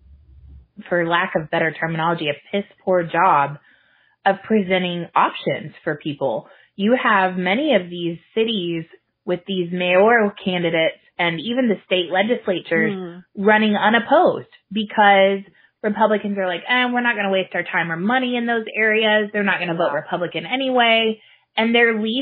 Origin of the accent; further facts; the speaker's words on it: the South, United States; now in Minnesota, United States; we grew up in the South